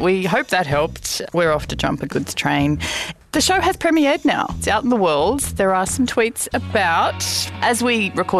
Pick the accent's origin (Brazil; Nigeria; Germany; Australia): Australia; we know we're Australian